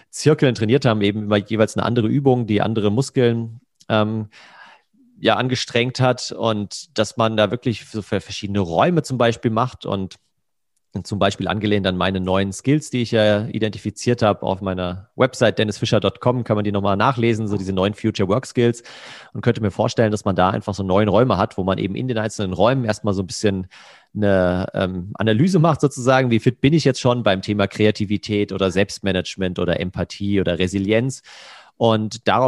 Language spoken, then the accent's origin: German; Hesse, Germany; in einem Restaurant ähm, in der Nähe von Frankfurt, wo ich herkomme.